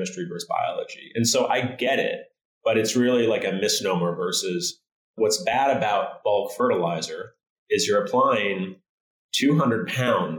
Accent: Michigan, United States; moved away; I'm from Michigan originally

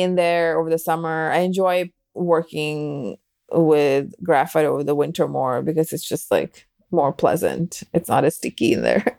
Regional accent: Delhi, India; moved away; growing up in Delhi

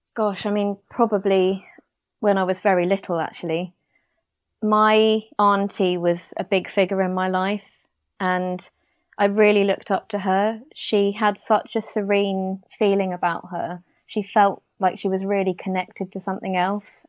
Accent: United Kingdom; as a British person

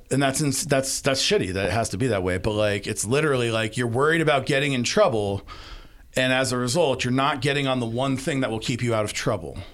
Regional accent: Arizona, United States; my home state of Arizona

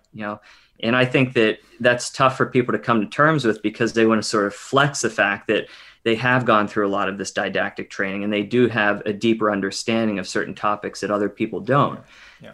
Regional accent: Pittsburgh, Pennsylvania, United States; moved away as an adult; also born or lived in Delaware / New York City; now in Seattle, United States; I grew up on the East Coast in Pittsburgh, Pennsylvania, Western PA

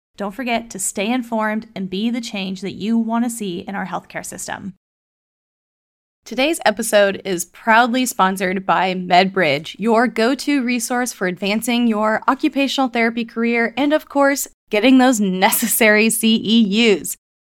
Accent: Kansas City, United States; Kansas City is my hometown

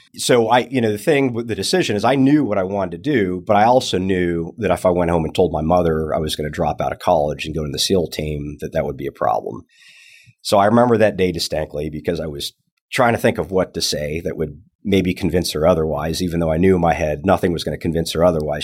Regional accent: Tucson, Arizona, United States; also born or lived in California; now in Texas, United States; I'm actually originally from Arizona, Tucson

